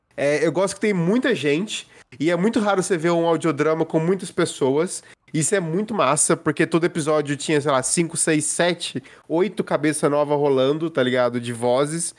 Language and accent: Portuguese; Passos, Minas Gerais, Brazil; da minha cidade natal